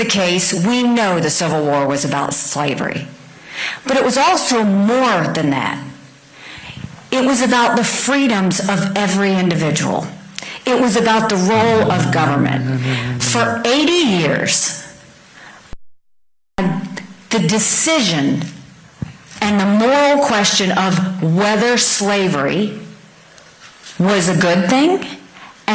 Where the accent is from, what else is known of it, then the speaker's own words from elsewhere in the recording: the American South, United States; I say that as a Southerner